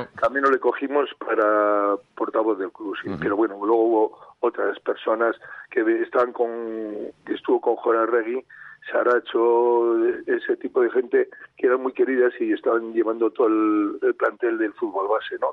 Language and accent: Spanish; Miranda de Ebro, Castile and León, Spain; Yo soy nacido en Miranda, le sigo mucho al Mirandés